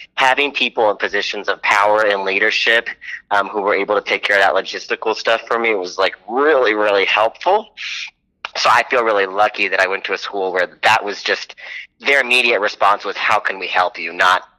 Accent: Tucson, Arizona, United States; also born or lived in Boston; So I was born and raised in Tucson, which is where we both work at El Rio.

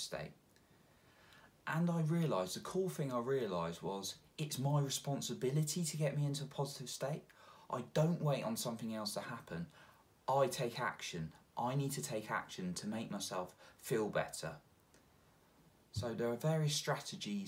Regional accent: England, United Kingdom; I'm English and it rains a lot here

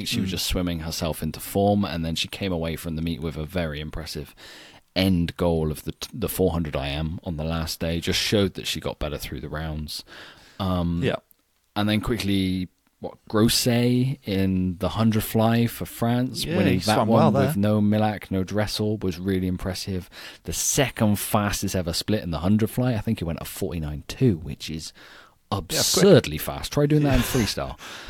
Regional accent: United Kingdom; as a Brit

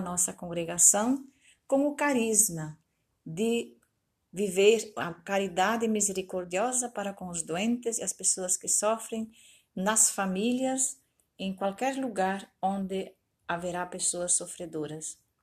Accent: Alecrim, Rio Grande do Sul, Brazil; moved away; also born or lived in Bahia / Paraná / Minas Gerais; Nasci na comunidade Santo Inácio, em Alecrim

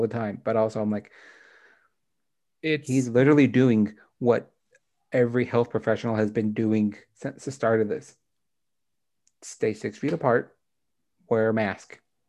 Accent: United States; Because I'm an American

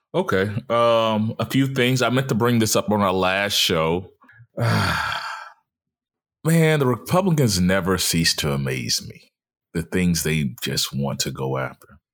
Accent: Mobile, Alabama, United States; born or raised there; moved away

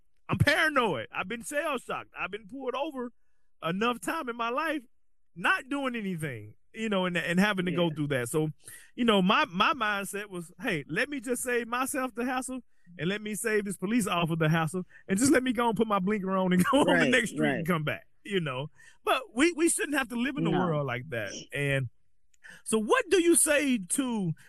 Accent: the South, United States; growing up in the South

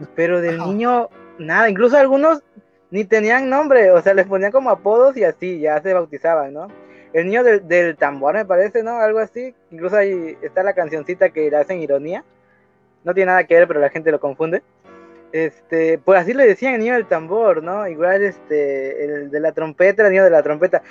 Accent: Mexico; yo soy mexicano

